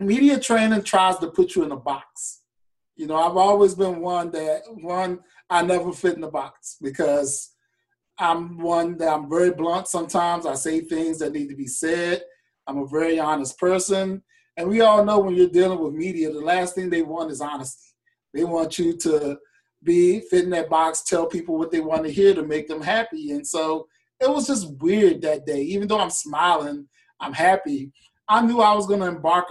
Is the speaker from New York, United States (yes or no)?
no; King William County, Virginia, United States; growing up in King William County, Virginia was a really, really unique situation